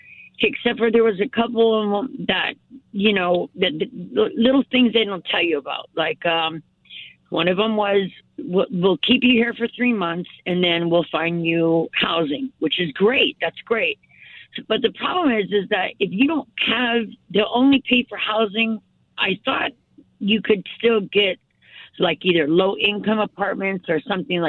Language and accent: English; Sun Valley, California, United States; moved away; I was born in Sun Valley